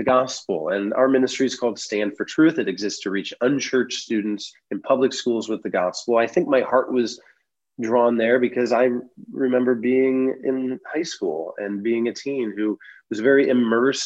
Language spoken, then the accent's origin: English; Van Wert, Ohio, United States; my hometown of Van Wert, Ohio